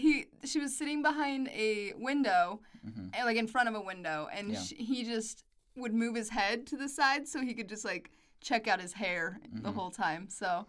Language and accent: English; West Jordan, Utah, United States; It's called West Jordan.